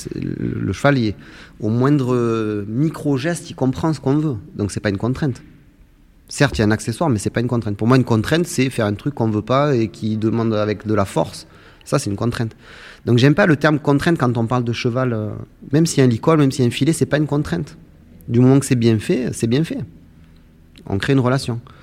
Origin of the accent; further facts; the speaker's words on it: Saintes-Maries-de-la-Mer, Provence-Alpes-Côte d'Azur, France; j'ai grandi en Camargue, au Sainte-Marie-de-la-Mer